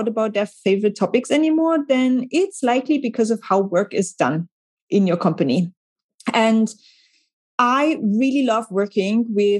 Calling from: Hamburg, Germany; So I'm dialing in from Hamburg in Germany

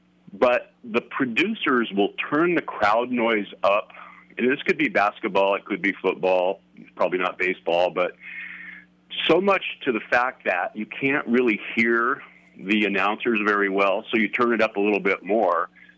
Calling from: Springfield, United States; I'm a … from Springfield.

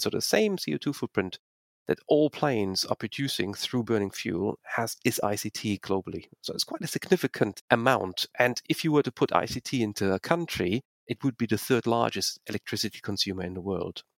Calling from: Manchester, North West England, United Kingdom; moved away; I have been living in the UK now since 1999. I'm actually calling from Manchester in the north of England.

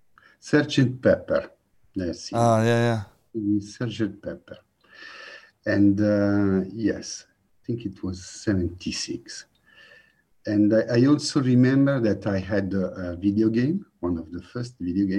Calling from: Milan, Lombardy, Italy; I'm calling in from Milano in northern Italy.

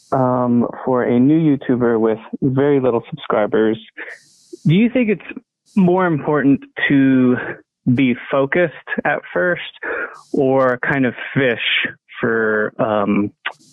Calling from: Boulder, Colorado, United States; I'm calling from Boulder, Colorado.

